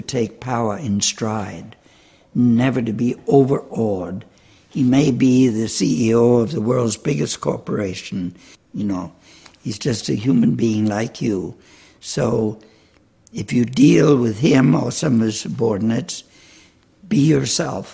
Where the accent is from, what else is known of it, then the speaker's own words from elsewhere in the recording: Charleston, South Carolina, United States; moved away; Charleston, South Carolina